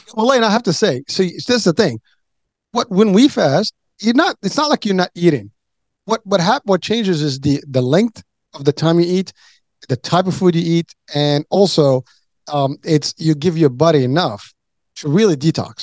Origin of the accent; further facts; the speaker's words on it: Morocco; moved away; I come from Morocco, so we have a lot of desert